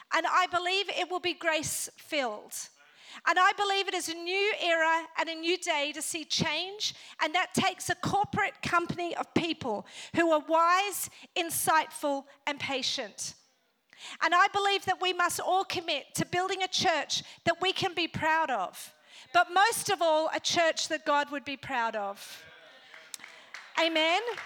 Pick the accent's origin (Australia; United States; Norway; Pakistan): Australia; moved away as an adult; also born or lived in Northern Ireland / Africa; now in Sydney, Australia; Then my family migrated to Australia. And then I grew up in Australia